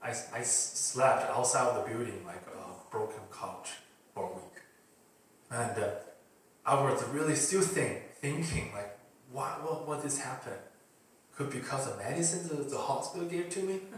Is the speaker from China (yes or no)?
yes; China; moved away; I'm from China